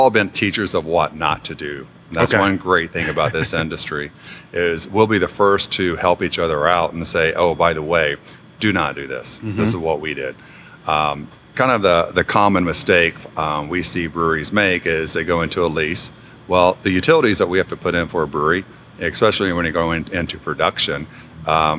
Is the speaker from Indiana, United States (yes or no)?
yes; Indiana, United States; moved away; I grew up in Indiana